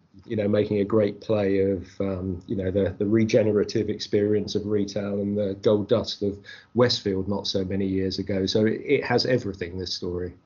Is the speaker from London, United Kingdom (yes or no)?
yes; Croydon, London, United Kingdom; moved away as an adult; also born or lived in Birmingham; Croydon, um, having grown up there, and I moved from Croydon to go to university in Birmingham.